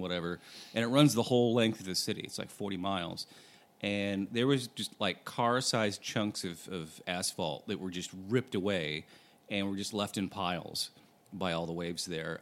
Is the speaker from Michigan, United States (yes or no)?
yes; Michigan, United States; moved away; we we grew up in in Michigan, Great Lakes area